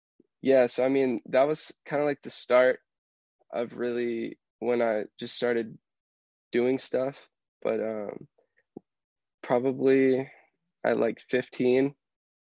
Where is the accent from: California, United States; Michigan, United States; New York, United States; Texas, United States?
Texas, United States; Houston; Growing up in Houston